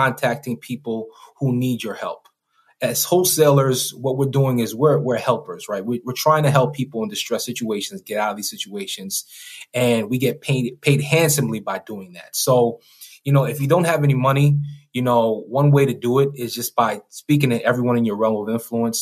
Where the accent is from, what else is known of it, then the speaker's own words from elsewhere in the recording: New York, United States; I come from New York, you know, the hood